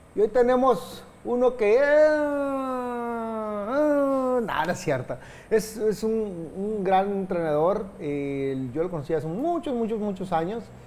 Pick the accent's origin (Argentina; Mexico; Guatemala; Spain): Mexico; Tijuana, Baja California; also born or lived in Mexico City; soy de Tijuana